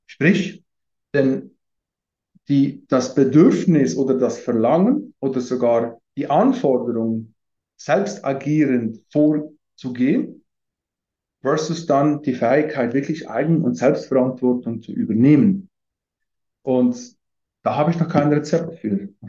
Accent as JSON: {"language": "German", "region": "Valais", "country": "Switzerland", "tie": "born or raised there", "said": "aufgewachsen bin ich in Wallis, Süd, Südschweiz"}